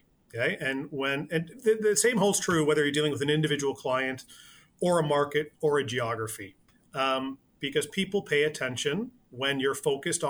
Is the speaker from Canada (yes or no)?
yes; Canada; I am Canadian